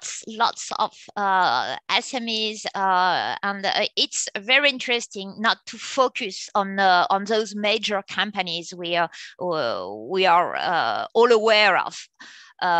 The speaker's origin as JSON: {"language": "English", "country": "France", "moved": "yes", "lives_now": "Australia"}